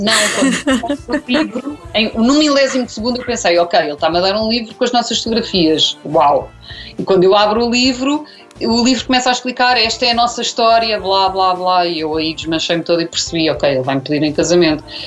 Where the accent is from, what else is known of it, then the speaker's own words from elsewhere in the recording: Azeitão, Setúbal, Portugal; cresci em Azeitão, vivi toda a minha vida em Azeitão